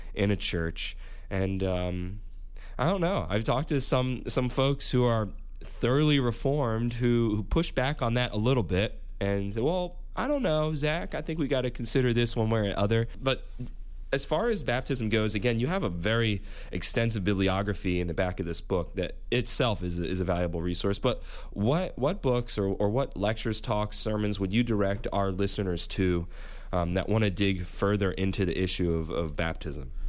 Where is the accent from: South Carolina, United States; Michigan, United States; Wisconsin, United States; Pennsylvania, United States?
Pennsylvania, United States; Upper Darby; now in Greenville, United States; here in Upper Darby, in my hometown, while I'm up here for a visit.